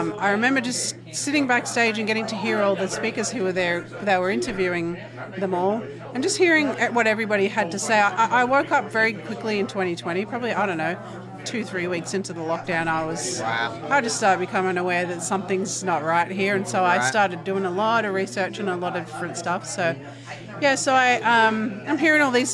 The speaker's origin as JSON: {"language": "English", "town": "Melbourne", "region": "Victoria", "country": "Australia", "accent": "Australian", "moved": "as an adult", "lives_now": "United States", "said": "I'm from Melbourne, Australia, and we moved here, my family and I, we moved here in 2016."}